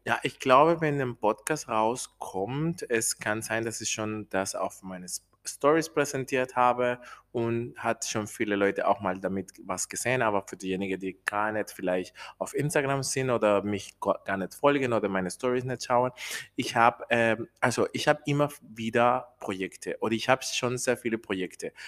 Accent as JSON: {"language": "German", "country": "Colombia", "tie": "born or raised there", "second_language": "German", "moved": "as an adult", "lives_now": "Germany", "said": "ich bin äh, in Kolumbien geboren, ich wohne hier in Deutschland schon 13 Jahre"}